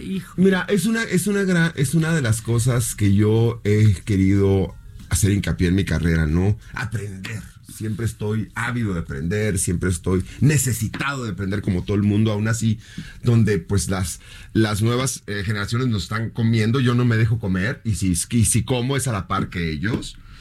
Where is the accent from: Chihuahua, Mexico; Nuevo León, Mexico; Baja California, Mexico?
Baja California, Mexico; Mexicali; first language Spanish; moved away; Yo crecí en Mexicali, donde California